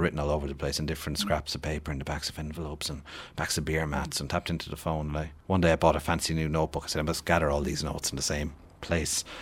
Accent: west of Ireland, Ireland; when I was growing up in the West of Ireland in the seventies and eighties

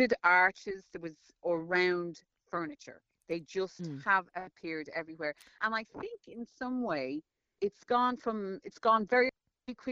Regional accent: Ireland; I'm Irish and we familiarise ourselves with everybody

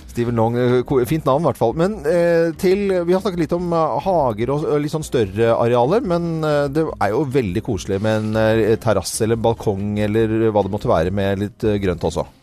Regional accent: Norway; Vi holder på her hjemme i Norge

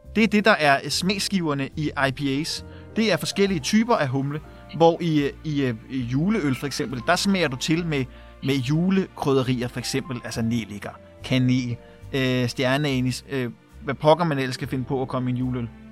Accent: Værløse, Capital Region of Denmark, Denmark; also born or lived in Herlev / Valby; jeg er født på Herlev Hospital øh, og er vokset op i, i den lille by Værløse

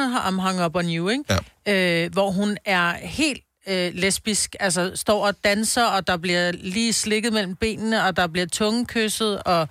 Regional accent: Copenhagen, Capital Region of Denmark, Denmark; moved away; also born or lived in Roskilde / Stenløse; Jeg er født på Amager

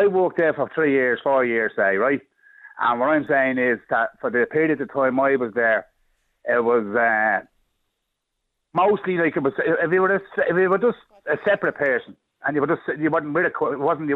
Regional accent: Dublin, Leinster, Ireland; accent: Dublin; I'm from Dublin from the accent

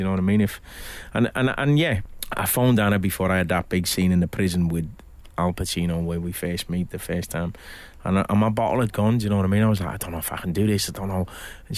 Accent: Liverpool, North West England, United Kingdom; I'm from Liverpool

